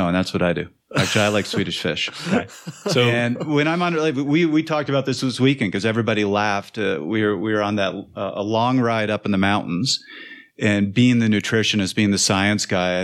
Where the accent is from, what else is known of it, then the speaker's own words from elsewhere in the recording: Canada; moved away; I'm from Canada